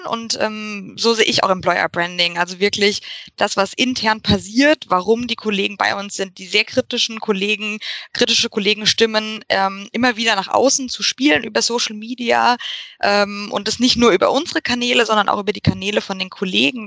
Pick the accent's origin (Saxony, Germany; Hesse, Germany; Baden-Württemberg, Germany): Hesse, Germany; Frankfurt; now in Munich, Germany; Ursprünglich komme ich aus Frankfurt